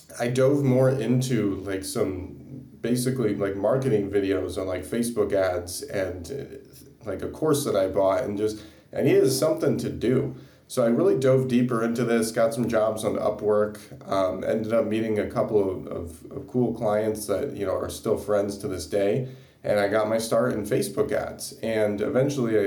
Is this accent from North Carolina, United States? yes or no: no; South Bend, Indiana, United States; now in Tampa, United States; I grew up in South Bend, Indiana, which is not too far from the University of Notre Dame.